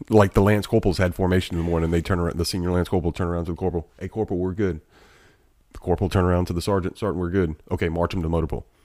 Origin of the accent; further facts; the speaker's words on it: Alabama, United States; I'm from Alabama